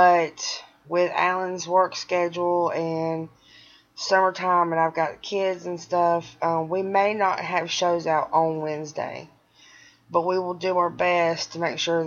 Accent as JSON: {"language": "English", "town": "Birmingham", "region": "Alabama", "country": "United States", "said": "I'm from Birmingham"}